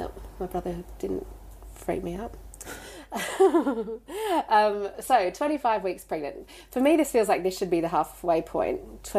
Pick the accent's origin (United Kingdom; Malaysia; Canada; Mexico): United Kingdom; London; I was born in London, but I was registered as an Australian born overseas.